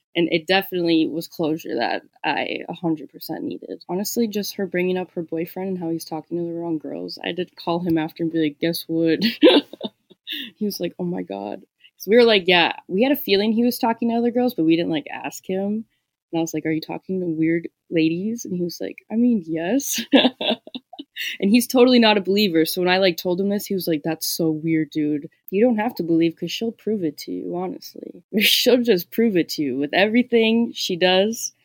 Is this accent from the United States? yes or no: yes; Minnesota, United States; I'm from Minnesota